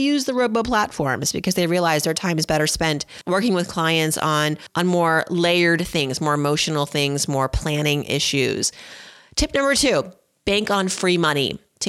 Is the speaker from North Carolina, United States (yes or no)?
no; Philadelphia, Pennsylvania, United States; But, you know, I'm partially from Philadelphia, so got to root for the Eagles.